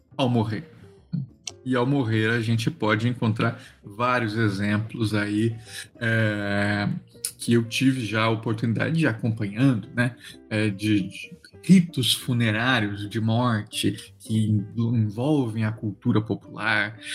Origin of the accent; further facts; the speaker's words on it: Mato Grosso do Sul, Brazil; Eu sou sul-mato-grossense, né? Sou lá do centro-oeste